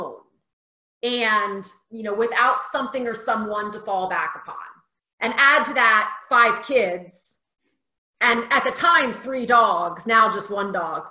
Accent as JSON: {"language": "English", "region": "Delaware", "country": "United States", "moved": "yes", "lives_now": "Phoenix, United States", "said": "Originally, I'm from the East Coast, Delaware. I've slowly moved my way west. I'm now in Phoenix, Arizona."}